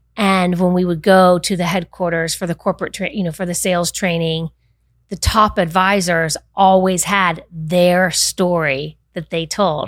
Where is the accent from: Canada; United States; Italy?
United States; Winter Park, Florida; Born and raised in Winter Park